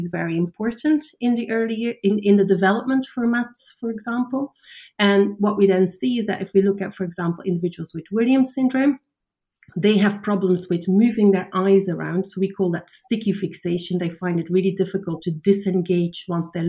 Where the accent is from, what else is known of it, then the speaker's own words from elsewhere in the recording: Belgium; moved away; I'm from Belgium originally, so I was studying at the University of Antwerp